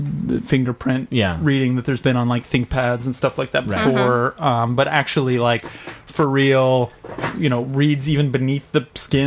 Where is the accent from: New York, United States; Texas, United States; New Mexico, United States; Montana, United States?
Texas, United States; I'm from Texas.